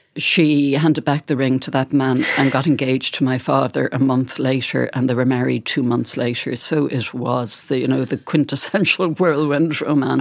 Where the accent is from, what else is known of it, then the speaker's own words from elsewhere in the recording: Bandon, Munster, Ireland; moved away; I went to Bandon to do a book signing s-, session in my hometown